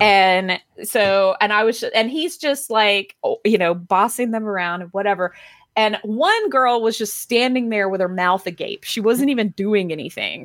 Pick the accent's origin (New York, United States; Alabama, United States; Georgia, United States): Georgia, United States; Athens; now in Atlanta, United States; I grew up in Athens